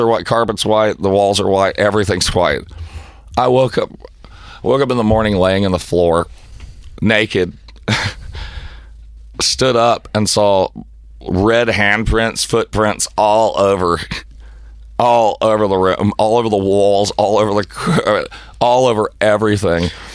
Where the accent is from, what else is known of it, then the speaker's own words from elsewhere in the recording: Tennessee, United States; I'm white trash from Tennessee